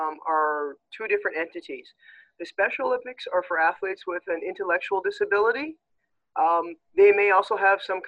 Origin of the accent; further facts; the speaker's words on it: Regina, Saskatchewan, Canada; moved away as an adult; now in Edmonton, Canada; I was born and raised in Regina